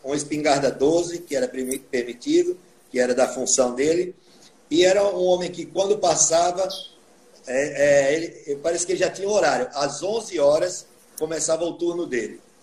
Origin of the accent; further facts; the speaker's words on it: Atalaia, Alagoas, Brazil; eu aprendi a tocar teclado com o teclado da Casa de Cultura de Atalaia, que é a minha terra natal